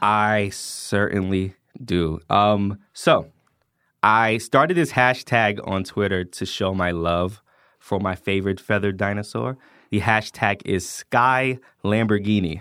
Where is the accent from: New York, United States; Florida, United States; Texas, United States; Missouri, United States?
New York, United States; New York City; now in Atlanta, United States; I grew up in the Bronx, New York